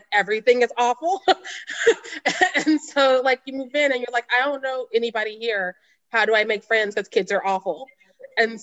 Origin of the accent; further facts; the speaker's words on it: Missouri, United States; I'm from Missouri